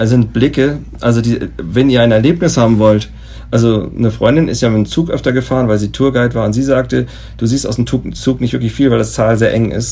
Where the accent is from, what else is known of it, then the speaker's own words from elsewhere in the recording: Germany; als Deutscher